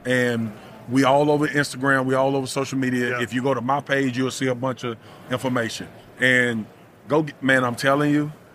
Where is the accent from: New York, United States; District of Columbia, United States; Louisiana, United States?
Louisiana, United States; I grew up in Louisiana